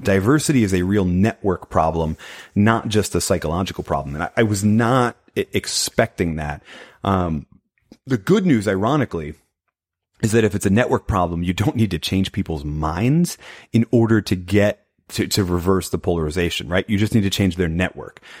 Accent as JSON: {"language": "English", "region": "New England", "country": "United States", "tie": "born or raised there", "moved": "yes", "lives_now": "Tulsa, United States", "said": "I grew up in New England. Now I live in Oklahoma"}